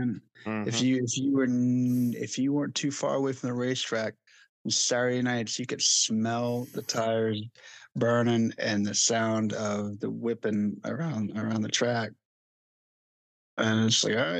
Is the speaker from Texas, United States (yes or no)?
no; South Boston, Virginia, United States; moved away; South Boston Speedway, my hometown.